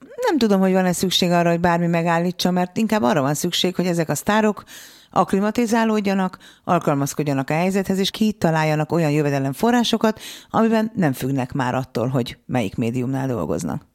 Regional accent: Hungary; mi a földrajzilag úgy szocializálódunk, hogy ne lók ki a sorból, ne dumálj bele, ne hallasd a hangod, maradj a tömegben, mert abból baj nem lehet. Biztonsági játékra nevelnek minket, én is így nevelkedtem.

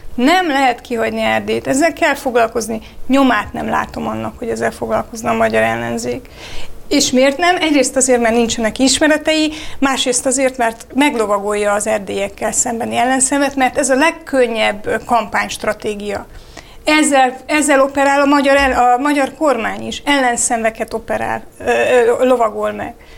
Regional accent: Romania; now in Hungary; Romániából jövök

